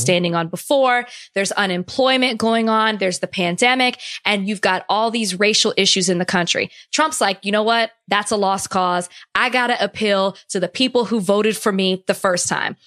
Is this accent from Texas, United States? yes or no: yes; Texas, United States; moved away; I'm from Texas